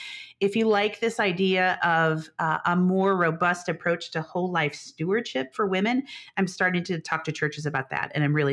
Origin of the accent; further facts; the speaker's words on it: Chicago, Illinois, United States; also born or lived in Denver, Colorado; Yeah, I split my time between the Midwest, the Chicago area, and Denver, Colorado.